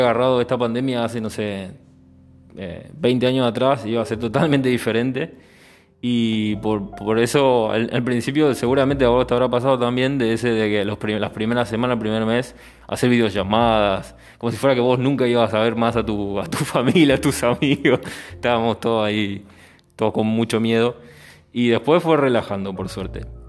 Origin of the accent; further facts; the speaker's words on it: Argentina; moved away; yo al ser argentino siempre tengo el punto de comparación con mi país